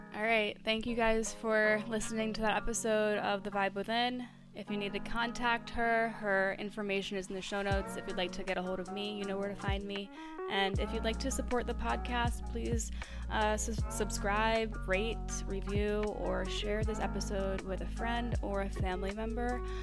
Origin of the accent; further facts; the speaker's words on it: New Jersey, United States; I'm from New Jersey